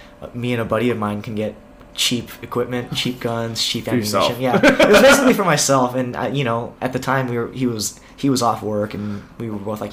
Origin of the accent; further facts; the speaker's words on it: United States; moved away as an adult; also born or lived in California; now in Thailand; I'm American at heart.